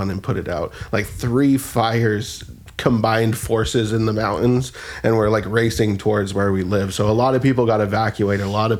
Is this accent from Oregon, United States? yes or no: no; California, United States; born or raised there